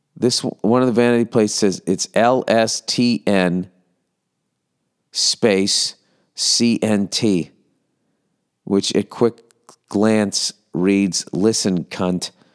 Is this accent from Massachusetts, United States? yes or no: yes; Massachusetts, United States; I am from Massachusetts.